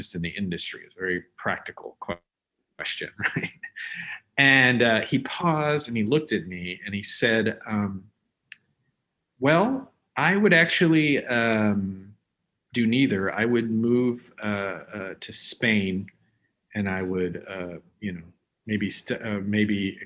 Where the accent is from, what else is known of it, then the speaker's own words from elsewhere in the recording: Omaha, Nebraska, United States; I grew up in Omaha, Nebraska.